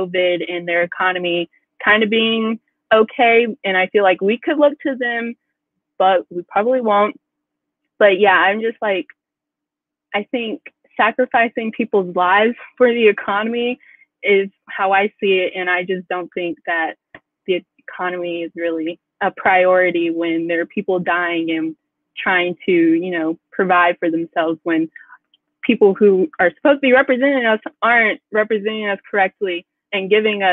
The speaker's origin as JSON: {"language": "English", "region": "Tennessee", "country": "United States", "said": "I'm coming from Tennessee and being my governor being Republican"}